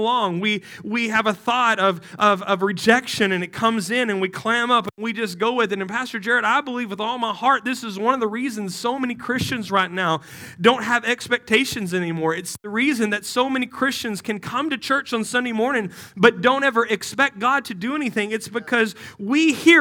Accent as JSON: {"language": "English", "region": "West Texas", "country": "United States", "moved": "as an adult", "said": "I'm from West Texas."}